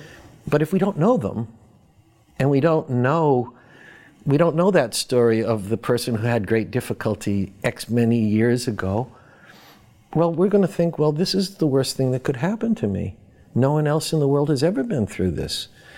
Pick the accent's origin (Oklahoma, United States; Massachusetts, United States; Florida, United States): Massachusetts, United States; Boston; I grew up in Boston. I'm a Red Sox fan and a Bruins fan. I read the Boston Globe sports page.